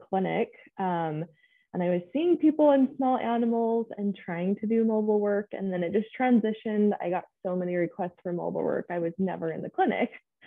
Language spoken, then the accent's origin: English; Clinton, Utah, United States; I grew up in Clinton in Davis County. born and raised there